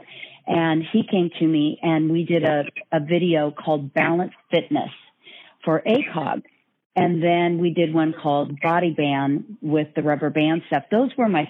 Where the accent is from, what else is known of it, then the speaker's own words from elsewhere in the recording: Northern California, United States; growing up in Northern California on a farm, and brothers, and my dad was an athlete